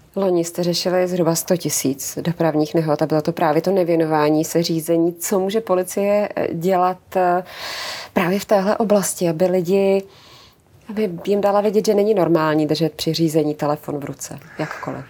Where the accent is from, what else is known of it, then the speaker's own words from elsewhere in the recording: Czechia; jsme my řidiči, jako Češi